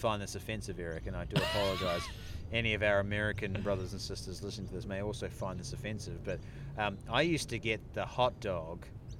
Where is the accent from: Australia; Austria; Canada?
Australia